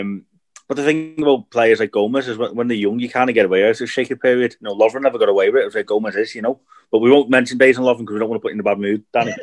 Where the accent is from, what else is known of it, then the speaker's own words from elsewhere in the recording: Liverpool, North West England, United Kingdom; I've grown up in Liverpool